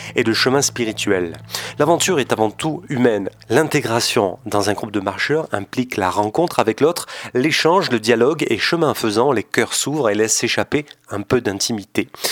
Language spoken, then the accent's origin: French; Haute-Savoie, Auvergne-Rhône-Alpes, France; je suis de Haute-Savoie